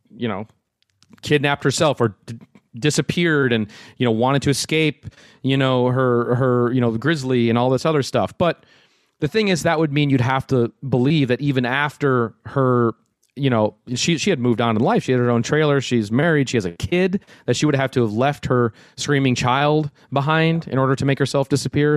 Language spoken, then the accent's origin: English; Minnesota, United States; growing up in Minnesota